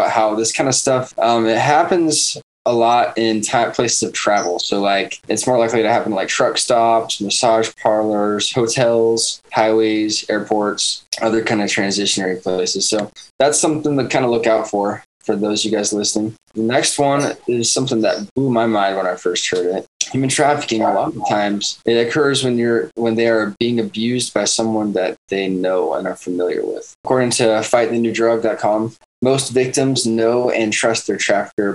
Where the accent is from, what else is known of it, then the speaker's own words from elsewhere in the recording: Savannah, Georgia, United States; now in Orlando, United States; back in my hometown in Savannah, Georgia